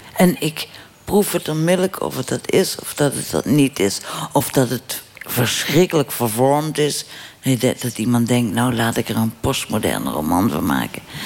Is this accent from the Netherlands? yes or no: yes; Limburg, Netherlands; moved away; ik ben weggegaan uit mijn geboortedorp en uit mijn land. Want Limburg is geen provincie, Limburg is een land